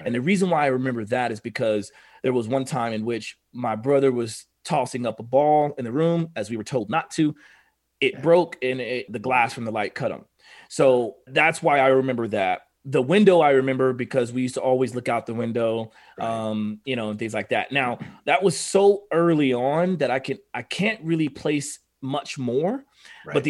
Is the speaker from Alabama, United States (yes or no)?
no; Oklahoma, United States; I'm from Oklahoma.